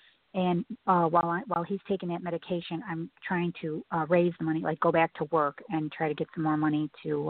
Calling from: Chicago, Illinois, United States; I'm calling from Chicago.

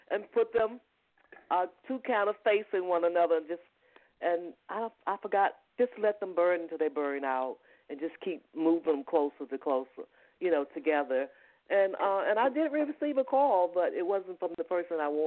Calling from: Georgia, United States

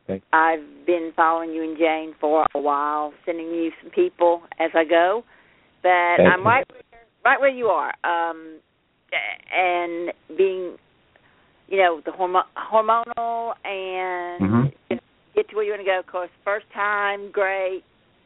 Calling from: Birmingham, Alabama, United States; I'm coming from Birmingham.

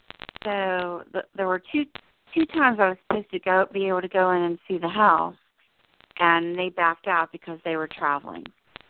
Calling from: New Jersey, United States; I'm in New Jersey.

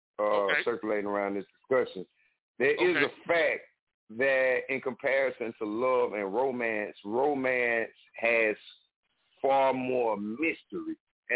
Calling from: South Carolina, United States; I'm calling from South Carolina.

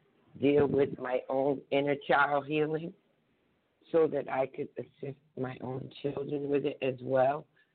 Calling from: New Jersey, United States; I'm calling from New Jersey as well.

